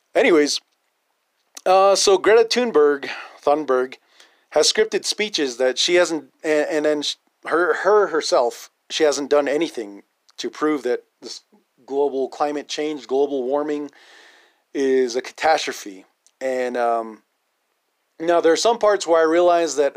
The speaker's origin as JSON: {"language": "English", "region": "Navajo Nation", "country": "United States", "said": "natives and Navajos"}